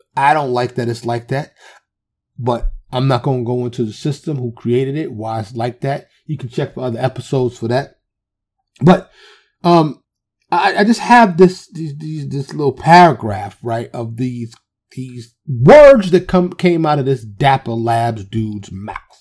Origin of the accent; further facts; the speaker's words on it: New York City, New York, United States; I'm from the city. I'm from Harlem